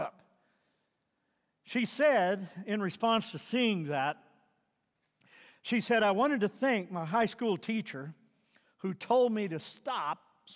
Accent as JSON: {"language": "English", "region": "Missouri", "country": "United States", "tie": "born or raised there", "moved": "yes", "said": "I grew up in Missouri, and growing up there"}